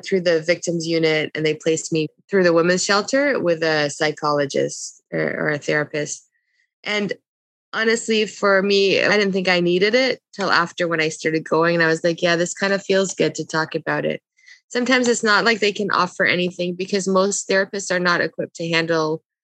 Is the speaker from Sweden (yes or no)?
no; Canada; also born or lived in Lebanon; I was born in Lebanon, but I was a month old when we came to Canada.